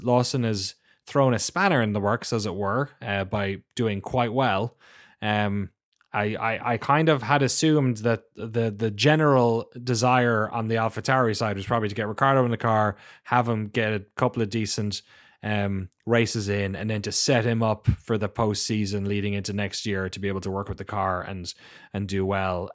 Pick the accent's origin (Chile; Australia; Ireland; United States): Ireland; Growing up in Ireland and having like being exposed to a lot of BBC